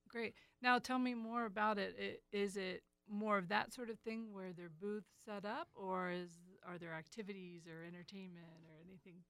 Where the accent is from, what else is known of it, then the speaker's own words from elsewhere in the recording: Maryland, United States; I'm from Maryland